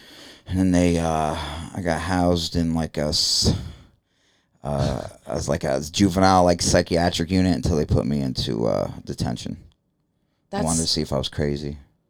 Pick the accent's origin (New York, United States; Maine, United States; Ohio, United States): New York, United States; New York City; I'm from Brooklyn.